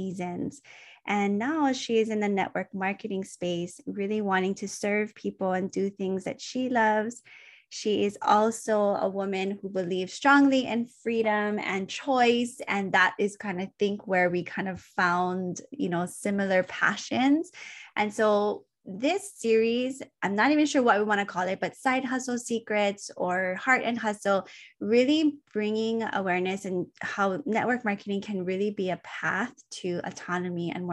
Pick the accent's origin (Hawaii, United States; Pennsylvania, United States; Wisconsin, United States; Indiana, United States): Hawaii, United States; Oahu; I grew up in Oahu